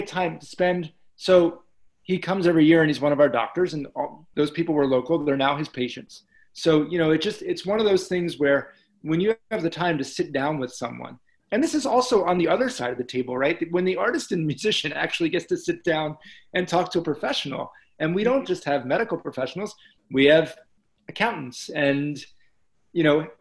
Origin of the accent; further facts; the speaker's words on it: New Jersey, United States; I grew up in South Jersey